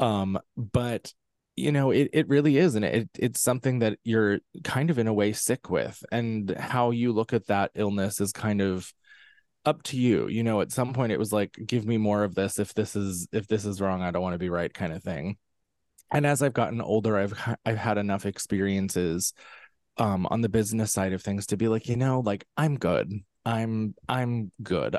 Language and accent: English; central Pennsylvania, United States; I'm from central Pennsylvania, right in the heart of Amishland, um, which is, you know, a very, very, um, interesting kind of place to grow up